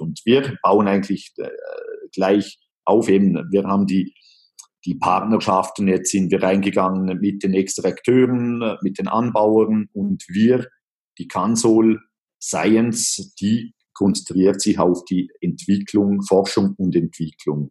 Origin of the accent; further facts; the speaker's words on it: Liechtenstein; aufgewachsen äh, bin ich in äh, Liechtenstein